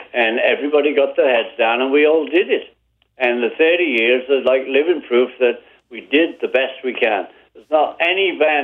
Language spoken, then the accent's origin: English; Liverpool, North West England, United Kingdom; moved away as an adult; now in United States; We're from Liverpool.